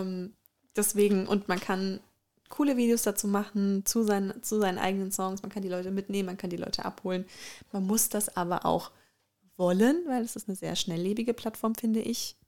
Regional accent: Germany; bei uns in Deutschland

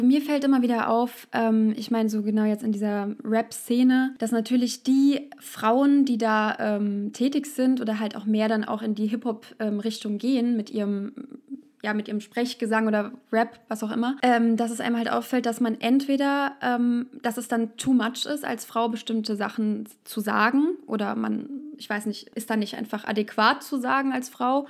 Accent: Frankfurt, Hesse, Germany; Wir kommen aus Frankfurt

